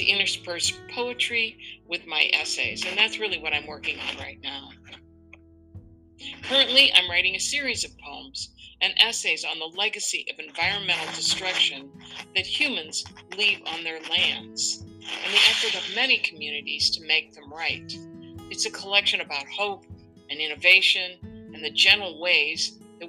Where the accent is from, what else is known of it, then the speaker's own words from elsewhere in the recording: Midwest, United States; I grew up in the Midwest